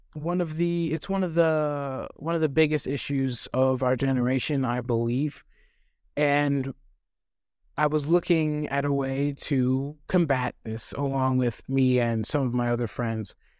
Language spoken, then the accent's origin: English; Kingsport, Tennessee, United States; also born or lived in Cape Town, South Africa; I've been living here since, like I said, I was four, so there's a lot of childhood memories here too.